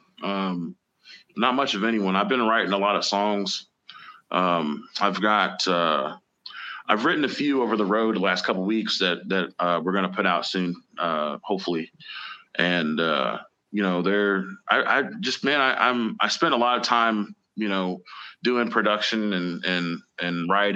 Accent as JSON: {"language": "English", "town": "Indianapolis", "region": "Indiana", "country": "United States", "said": "I'm from Indianapolis, man. So I got started playing the Slippery Noodle"}